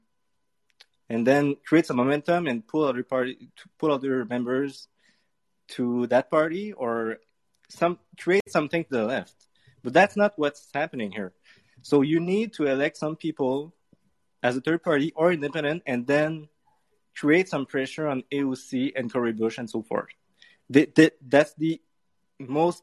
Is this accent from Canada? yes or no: yes; Canada; I'm French Canadian